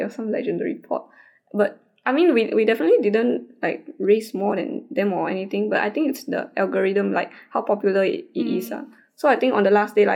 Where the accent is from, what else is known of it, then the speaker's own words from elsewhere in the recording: Singapore; we are from Singapore.